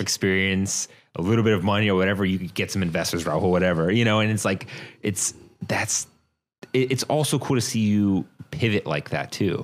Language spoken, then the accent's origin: English; Virginia, United States; I'm from Virginia. Yeah, man, born and raised, grew up in Virginia